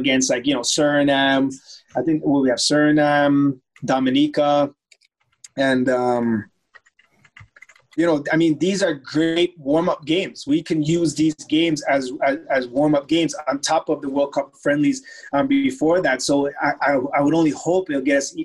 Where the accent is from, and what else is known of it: Toronto, Ontario, Canada; born or raised there; also born or lived in Germany